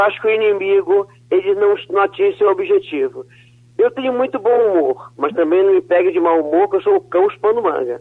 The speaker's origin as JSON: {"language": "Portuguese", "country": "Brazil", "also_born_or_lived": "São Paulo", "said": "Eu, eu sou brasileira"}